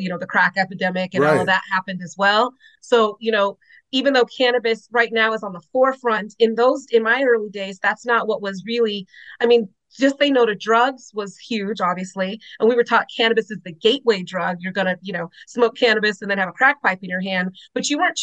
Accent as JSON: {"language": "English", "town": "Los Angeles", "region": "California", "country": "United States", "tie": "born or raised there", "said": "I was born in Los Angeles, you know, a tougher area"}